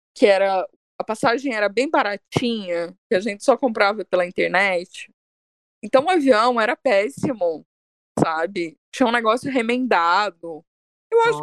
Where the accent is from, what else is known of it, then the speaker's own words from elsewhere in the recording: Minas Gerais, Brazil; eu sou de Minas, né? A gente não, não, não tem mar, só tem bar.